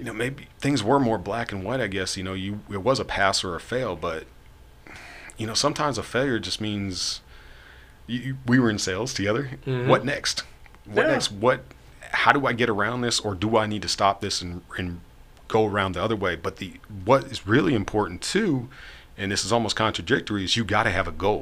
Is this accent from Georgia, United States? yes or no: yes; East Point, Georgia, United States; I grew up in East Point.